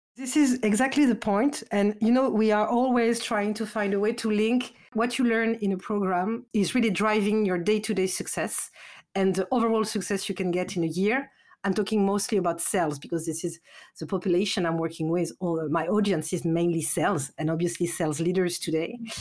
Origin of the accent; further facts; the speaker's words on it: France; accent: French; English is a second language; my accent, I'm French.